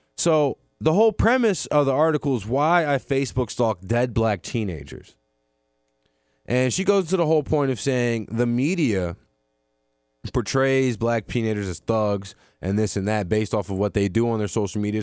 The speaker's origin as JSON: {"language": "English", "town": "Mandeville", "region": "Louisiana", "country": "United States", "said": "I'm from Mandeville, Louisiana"}